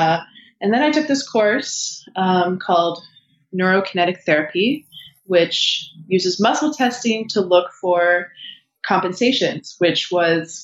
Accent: Michigan, United States; I'm originally from Michigan

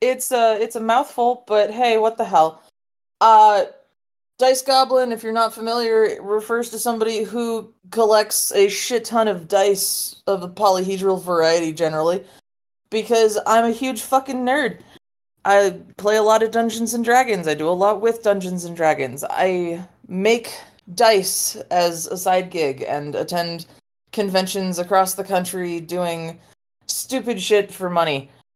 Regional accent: Texas, United States; I mean, other than the United States of Hellscape, I mean, Texas. I'm from Texas.

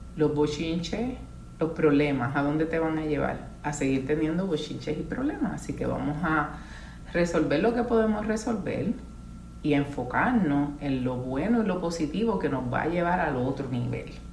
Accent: San Juan, Puerto Rico; also born or lived in Carolina, Puerto Rico; yo soy puertorriqueña

